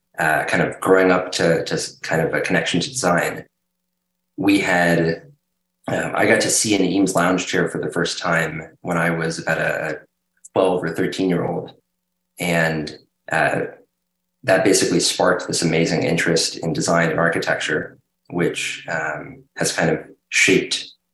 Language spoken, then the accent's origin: English; Hershey, Pennsylvania, United States; So I grew up in Hershey, and my parents had grown up first on chicken farm, my dad, but then in Miami Beach.